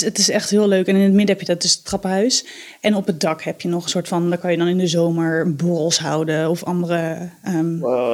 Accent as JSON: {"language": "Dutch", "town": "Delft", "region": "South Holland", "country": "Netherlands", "said": "ik kom uit Delft."}